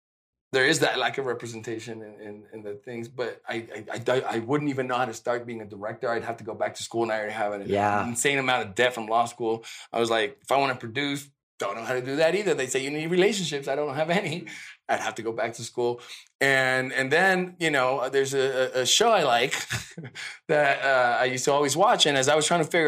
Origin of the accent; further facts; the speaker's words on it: California, United States; English is a second language; also born or lived in Mexico City, Mexico; growing up in California